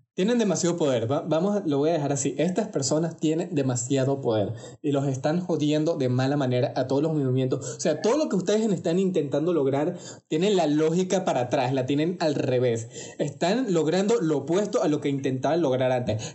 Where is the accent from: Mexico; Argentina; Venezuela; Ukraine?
Venezuela; accent: Venezuelan; hablando con mi acento venezolano, que ustedes sabrán que nosotros decimos bastante marico